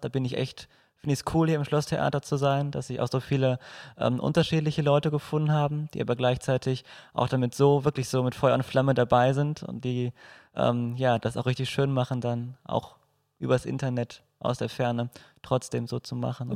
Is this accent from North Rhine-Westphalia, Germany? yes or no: yes; Moers, North Rhine-Westphalia, Germany; Ich komme auch aus Mörs